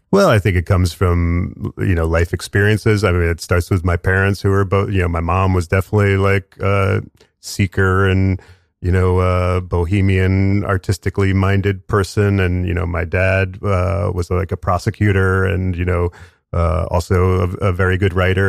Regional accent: Westchester County, New York, United States; I, I grew up in suburbs of New York in Westchester County

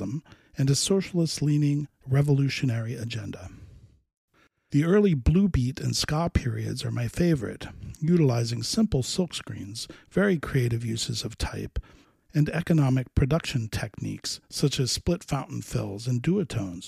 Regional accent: Miami, Florida, United States; Growing up in Miami, I was exposed to reggae early

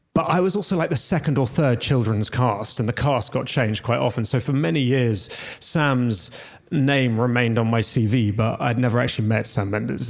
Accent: London, United Kingdom; I grew up in London

